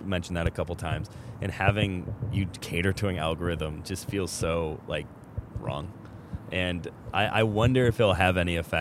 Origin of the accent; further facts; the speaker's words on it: Detroit, Michigan, United States; now in Portland, United States; I'm from the Detroit area